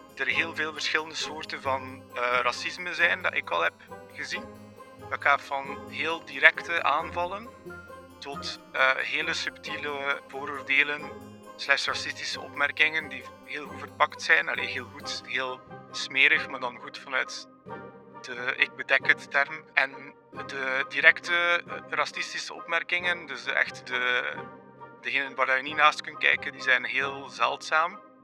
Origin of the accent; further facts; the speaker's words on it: Belgium; Ik ben Belg en ik ben wit